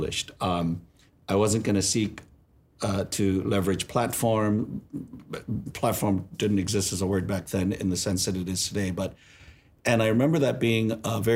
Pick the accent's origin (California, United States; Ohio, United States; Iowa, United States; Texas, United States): California, United States; We're from California